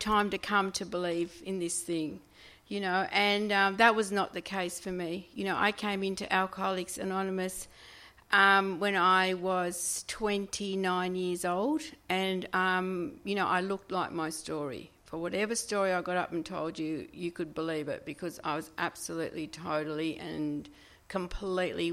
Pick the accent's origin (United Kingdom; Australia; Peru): Australia; Sydney, New South Wales; I'm from Sydney